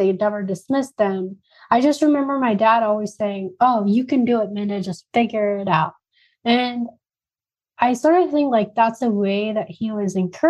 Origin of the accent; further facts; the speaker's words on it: Spokane, Washington, United States; also born or lived in India / New York; now in Phoenix, United States; my hometown in Spokane